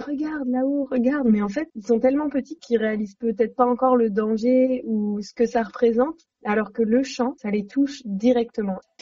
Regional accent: Saint-Nazaire, Pays de la Loire, France; j'habitais à Saint-Nazaire

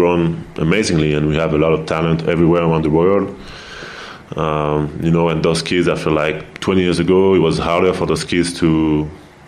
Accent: France; now in United States; growing up in Europe

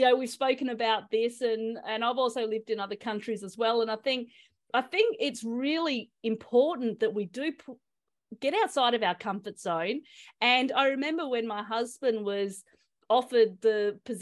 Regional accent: Australia; I'm Australian

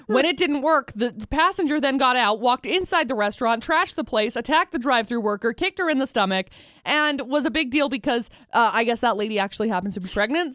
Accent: Utah, United States; I'm from Utah

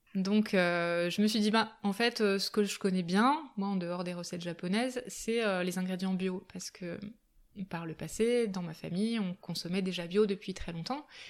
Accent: Albertville, Auvergne-Rhône-Alpes, France; also born or lived in Japan; now in Grenoble, France; J'ai grandi en Savoie, du côté d'Albertville. Euh, voilà, jusqu'à jusqu'à mes 20 ans à peu près.

